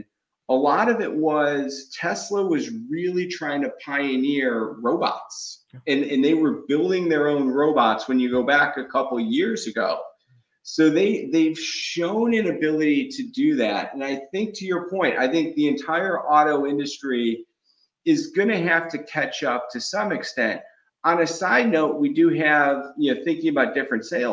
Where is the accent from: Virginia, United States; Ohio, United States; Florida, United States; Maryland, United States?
Ohio, United States; Cleveland; I grew up in Cleveland